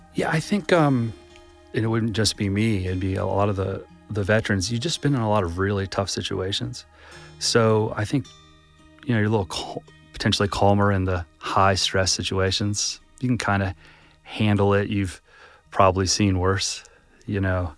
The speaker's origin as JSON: {"language": "English", "town": "Atlanta", "region": "Georgia", "country": "United States", "tie": "born or raised there", "said": "I actually grew up in Atlanta."}